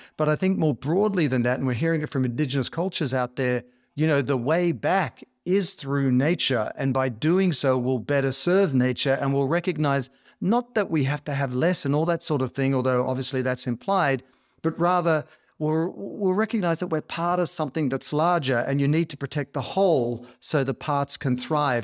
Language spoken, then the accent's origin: English; Australia; I grew up in Australia